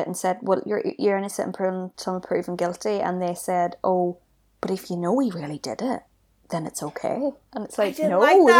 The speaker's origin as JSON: {"language": "English", "country": "Ireland", "said": "And even the people from here, not every one of us has it. It's not even about being Irish."}